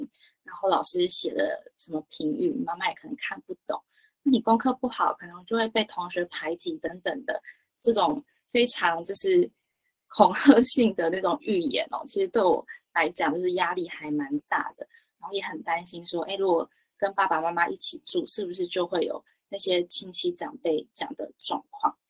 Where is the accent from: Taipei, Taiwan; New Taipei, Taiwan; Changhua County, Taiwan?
Changhua County, Taiwan; Lukang; 那我是来自彰化鹿港。然后是个台越混血儿，